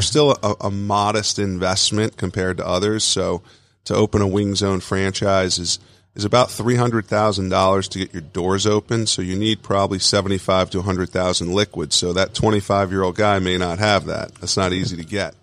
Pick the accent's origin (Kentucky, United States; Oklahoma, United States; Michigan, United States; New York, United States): New York, United States; Long Island; I grew up in Long Island, New York, but had, uh, have a lot of family in upstate New York in Buffalo